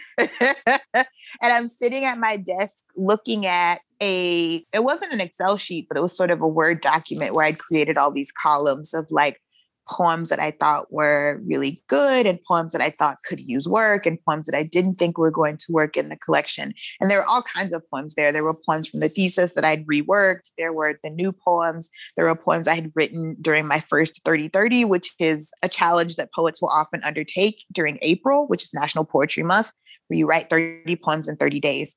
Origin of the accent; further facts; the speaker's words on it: Shreveport, Louisiana, United States; I was born and raised in Shreveport, Louisiana